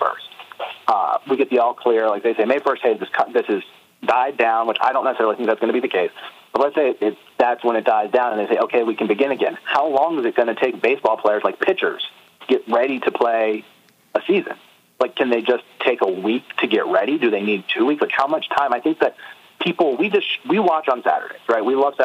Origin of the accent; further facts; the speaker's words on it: Atlanta, Georgia, United States; in Atlanta today, which is my hometown